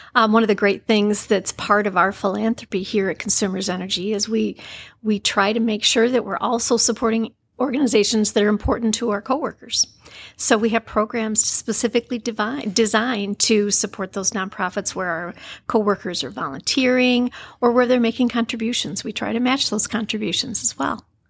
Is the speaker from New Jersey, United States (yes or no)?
no; Jonesville, Michigan, United States; I grew up in Jonesville and had a wonderful life